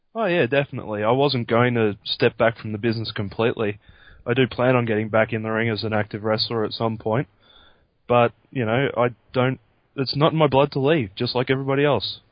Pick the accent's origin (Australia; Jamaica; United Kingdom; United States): Australia; myself being an Australian